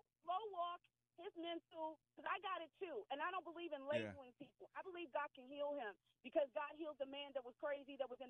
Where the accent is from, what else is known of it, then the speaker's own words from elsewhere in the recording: United States; I'm American.